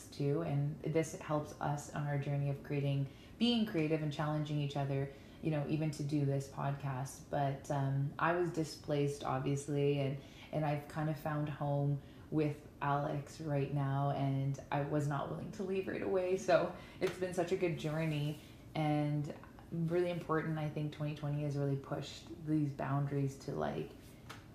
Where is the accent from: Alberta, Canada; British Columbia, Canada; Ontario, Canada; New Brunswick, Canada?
Alberta, Canada; Ponoka; also born or lived in Bluffton, Alberta / Lethbridge, Alberta; now in Stettler, Canada; I am born and raised in Pinoca, Alberta, which I always like to tell people is the cowboy town